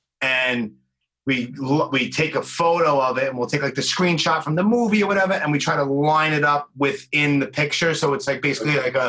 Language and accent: English; New York City, New York, United States; I'm from Brooklyn, so my English is just ridiculous too.